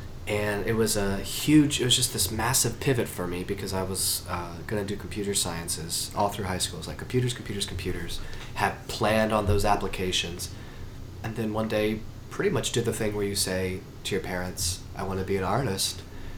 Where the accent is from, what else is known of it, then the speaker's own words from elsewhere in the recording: Charlotte, North Carolina, United States; I'm from South USA. My father, who just recently retired, was in the real estate department of Norfolk Southern Railways and spent his whole career and my family moving from regional office to regional office.